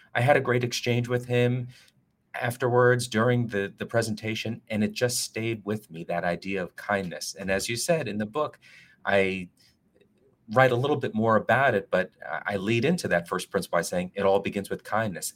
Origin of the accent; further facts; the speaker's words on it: Northern New Jersey, United States; moved away; also born or lived in New York City / South Florida / Washington, D.C.; I am originally from Northern Jersey. I'm a Northeasterner.